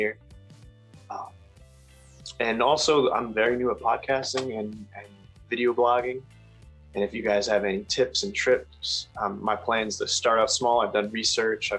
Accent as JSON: {"language": "English", "region": "Rhode Island", "country": "United States", "moved": "as an adult", "lives_now": "Massachusetts, United States", "said": "I'm from Rhode Island and moved to Mass just a few years ago"}